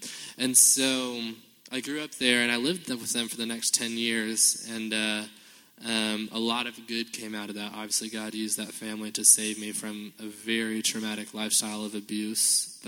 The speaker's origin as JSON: {"language": "English", "town": "Compton", "region": "California", "country": "United States", "tie": "born there", "said": "and actually I was born in Compton, L.A., and so I have street cred, but I was living in downtown Los Angeles at the time, right?"}